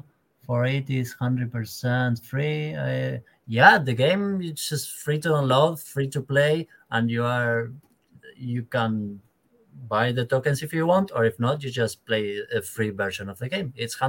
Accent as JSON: {"language": "English", "country": "Argentina", "said": "I'm from Argentina as well."}